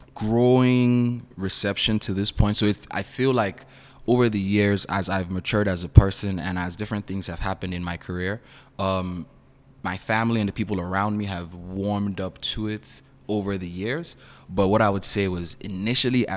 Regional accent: Nigeria; also born or lived in Toronto, Canada; now in Kitchener-Waterloo, Canada; I was born in Nigeria. I live in Canada now.

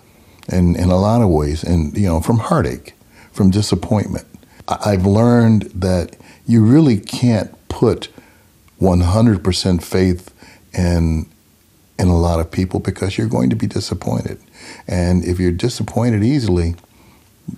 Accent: Memphis, Tennessee, United States; I was born in Memphis, Tennessee in 1949

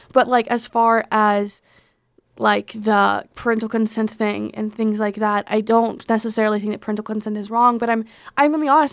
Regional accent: Arkansas, United States; moved away; in my home state of Arkansas

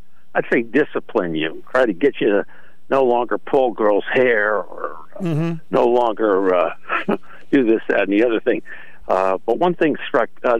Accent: Wallingford, Connecticut, United States; I grew up in Wallingford

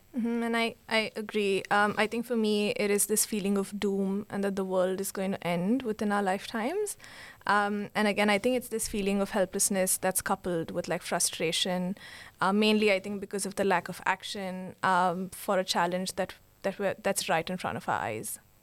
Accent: Bangalore, Karnataka, India; now in Sri Lanka; I'm from Bangalore, India, and I'm now based in Sri Lanka.

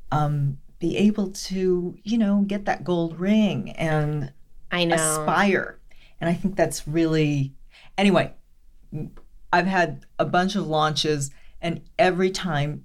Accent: Los Angeles, California, United States; my life growing up in East Hollywood as a young woman

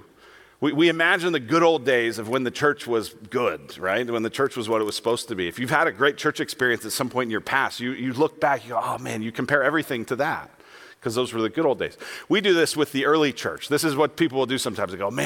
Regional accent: Denver, Colorado, United States; moved away; I'm from Denver

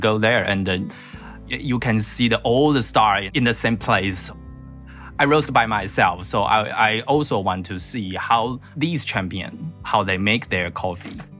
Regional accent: Taiwan; I'm from Taiwan

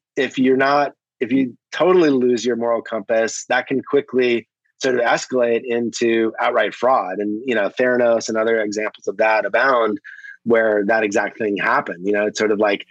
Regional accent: Wisconsin, United States; moved away as an adult; now in Silicon Valley, United States; I'm a transplant from Wisconsin, you know, came here in the late 90s

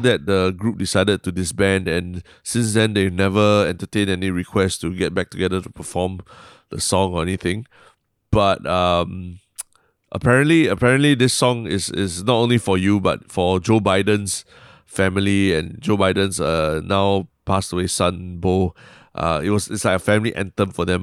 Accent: Singapore; Still, then still Singaporean, lah.

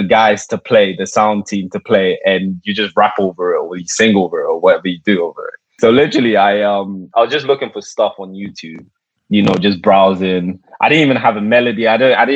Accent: London, United Kingdom; I come from UK originally, Southeast London.

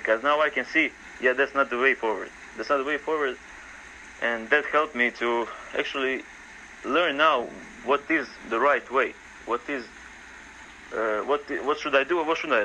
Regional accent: Croatia; I grew up in Croatia. I'm still in Croatia.

